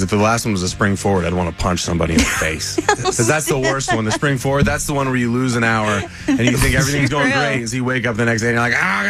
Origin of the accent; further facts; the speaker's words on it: the Northwest, Pacific Northwest, United States; moved away; I've lived in a lot of different places. Same. And I grew up in the Northwest